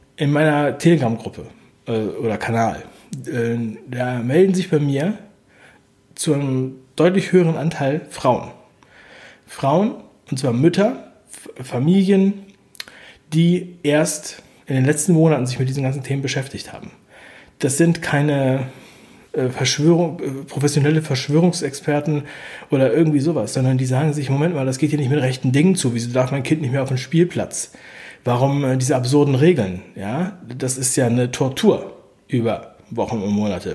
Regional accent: East Germany, Germany; Und ich bin ja geboren in der DDR

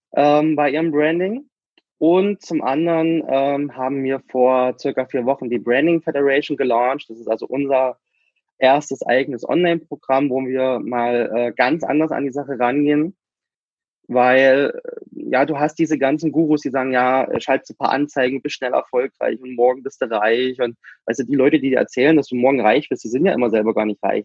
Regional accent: Germany; also born or lived in Cuba; ich bin ja nur noch Kuba geboren, meine Eltern haben sich getrennt, meine Mutter ist mit mir nach Deutschland zurück

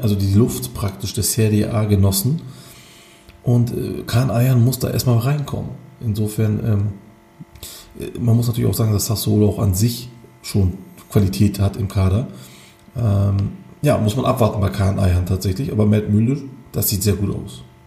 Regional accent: Turkey; Bei uns in der Türkei

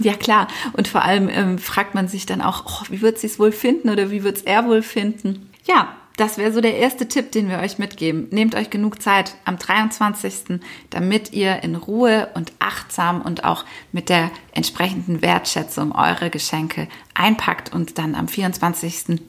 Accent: Nagold, Baden-Württemberg, Germany; moved away; meine Heimat ist ja Nagold und dort eben auch in meinem Elternhaus, wo wir alle groß geworden sind

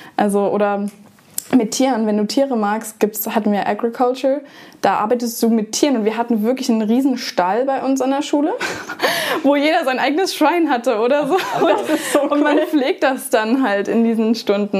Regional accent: Germany; ich komme aus Deutschland

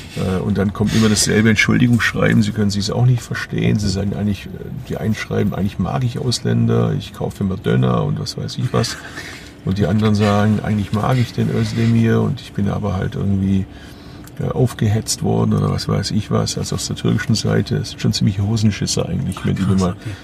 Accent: Bad Urach, Baden-Württemberg, Germany; moved away; die Region, aus der ich stamme, Urach

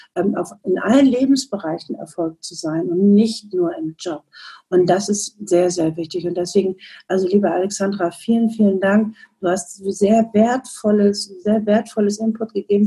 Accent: Northern Germany, Germany; Und ich komme aus dem Norden, aus dem hohen Norden

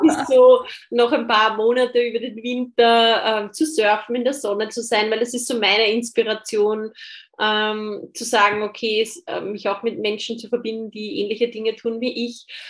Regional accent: Austria; ich bin Österreicherin

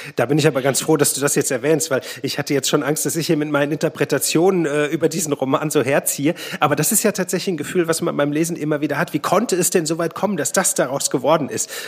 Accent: Plettenberg, North Rhine-Westphalia, Germany; meine Heimatstadt Plettenberg

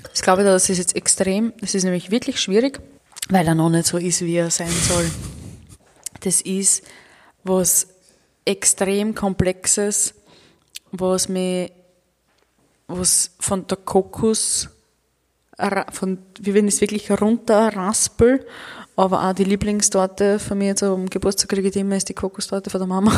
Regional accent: Mittelburgenland, Austria; bei uns

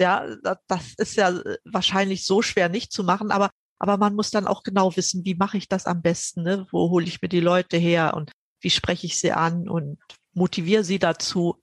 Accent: GDR, East Germany, Germany; Ich bin ja in der DDR aufgewachsen.

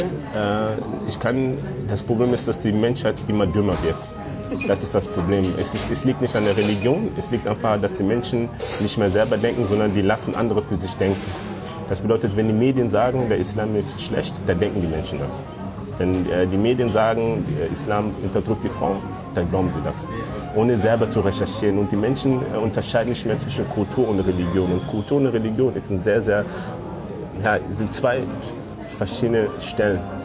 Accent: North Rhine-Westphalia, Germany; also born or lived in Democratic Republic of the Congo; Ich bin mit neun Jahren nach Deutschland gekommen und bin in NRW aufgewachsen, in Rickenhausen

